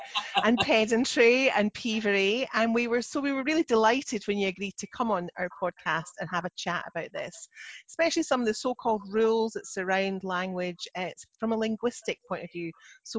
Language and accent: English; Scotland, United Kingdom; I'm the Scottish one.